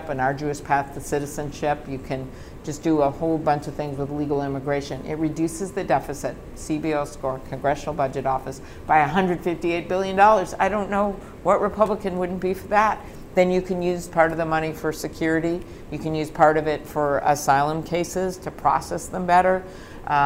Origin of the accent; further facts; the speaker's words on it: Midwest, United States; also born or lived in Minnesota; So I am from the Midwest.